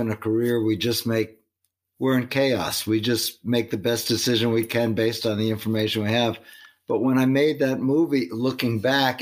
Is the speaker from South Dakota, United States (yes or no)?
no; Long Island, New York, United States; moved away as an adult; now in Paris, France; I grew up on Long Island